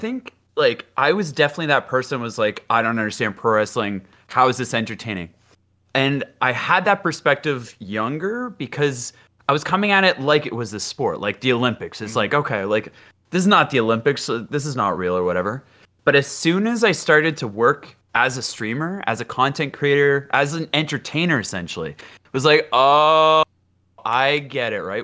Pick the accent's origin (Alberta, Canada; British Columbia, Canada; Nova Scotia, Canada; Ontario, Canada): Ontario, Canada; Ottawa; I, I grew up in Ottawa, so that's the capital of Canada